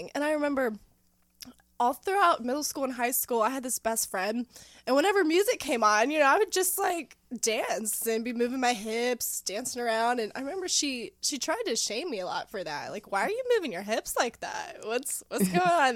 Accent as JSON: {"language": "English", "town": "Knoxville", "region": "Tennessee", "country": "United States", "also_born_or_lived": "Virginia / Ohio", "moved": "yes", "said": "So originally I'm from around here, mm-hmm. The Knoxville area. I have moved out, lived all over the place, all over Virginia, different places in Ohio"}